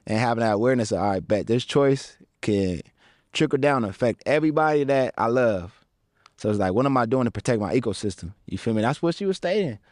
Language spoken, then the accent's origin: English; Pasadena, California, United States; also born or lived in San Fernando Valley / Westlake Village / Calabasas; I grew up in Pasadena, and then I transitioned to the Valley area